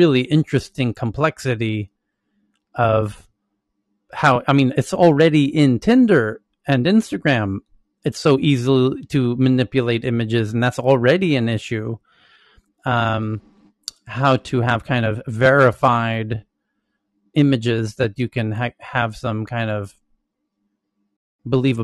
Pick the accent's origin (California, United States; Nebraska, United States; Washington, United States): California, United States; Santa Monica; we're all from Santa Monica